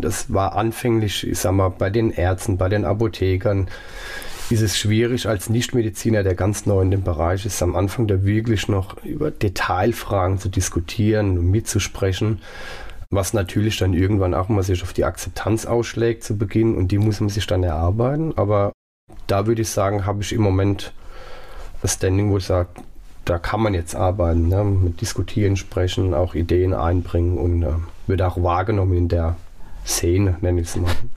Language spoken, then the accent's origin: German; Pirmasens, Rhineland-Palatinate, Germany; born or raised there; also born or lived in Saarland